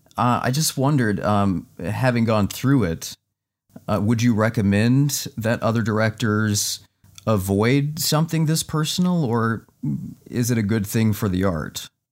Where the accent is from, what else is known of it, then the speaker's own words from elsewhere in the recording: Midwest, United States; growing up in the Midwest